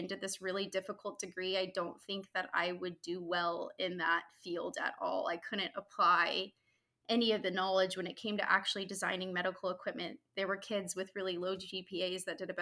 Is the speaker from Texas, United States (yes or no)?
yes; Houston, Texas, United States; I grew up in Houston